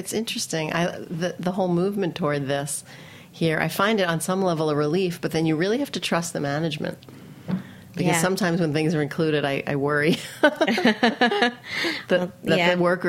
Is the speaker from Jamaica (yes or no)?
no; New York City, New York, United States; I grew up in Queens, but I live in Manhattan.